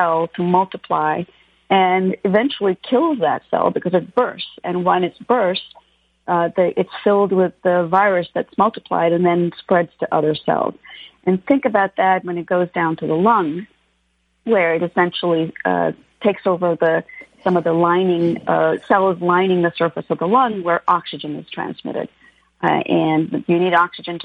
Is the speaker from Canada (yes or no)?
yes; Canada; moved away as an adult; also born or lived in India; now in Los Angeles, United States; I grew up both in India when I was a kid and then in Canada